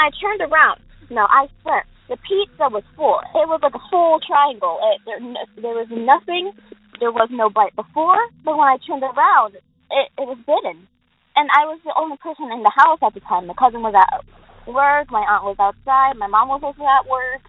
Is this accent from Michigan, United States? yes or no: no; Fort Myers, Florida, United States; I'm from Fort Myers, Florida